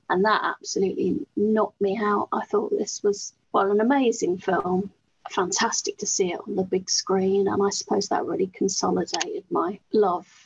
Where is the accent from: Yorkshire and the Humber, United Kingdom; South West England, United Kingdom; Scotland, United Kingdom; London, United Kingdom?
South West England, United Kingdom; Bristol; I'm from Bristol.